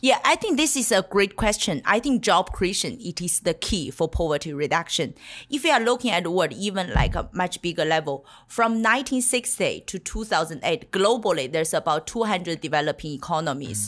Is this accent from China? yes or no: yes; China; moved away; The year I was born in China